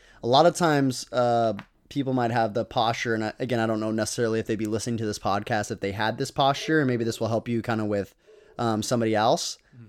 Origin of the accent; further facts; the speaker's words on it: Texas, United States; I don't struggle with insecurity and I'm from Texas. I'm from Texas.